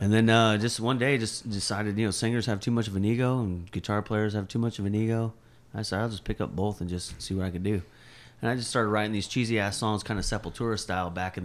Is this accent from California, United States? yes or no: yes; near Hollywood, California, United States; moved away; I grew up near Hollywood